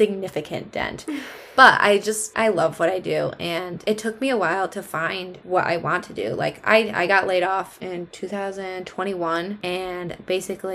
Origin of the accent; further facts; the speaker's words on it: Central New York, United States; We grew up in the same small town. We're from Central New York